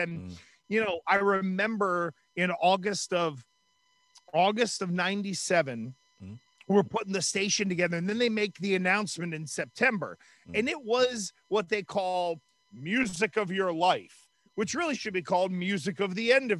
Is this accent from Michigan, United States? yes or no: no; Western Pennsylvania, United States; moved away; I grew up in Western Pennsylvania, then moved to Westerly, Rhode Island.